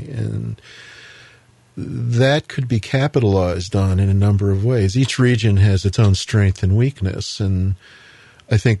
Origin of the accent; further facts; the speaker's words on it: New York City, New York, United States; moved away; I grew up in Queens, I originally came from Queens